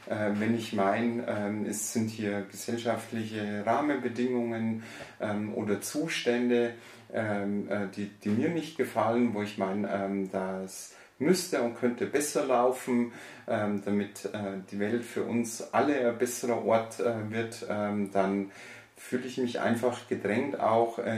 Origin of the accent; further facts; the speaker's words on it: Bavaria, Germany; geboren und aufgewachsen äh, bin ich im äh, Bayerischen Wald, ähm, habe da, also stamme aus ein, äh, einer einfachen Arbeiterfamilie